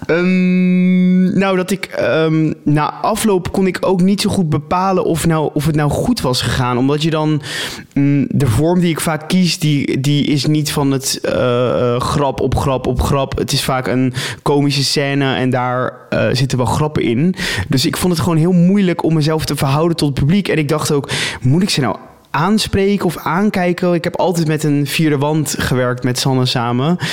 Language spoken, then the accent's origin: Dutch; Rotterdam, South Holland, Netherlands; ik kom uit Rotterdam